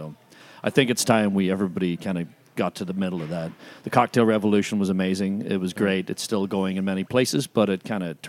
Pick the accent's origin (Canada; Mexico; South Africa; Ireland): Ireland; It balances out. I'm from Ireland. It's good.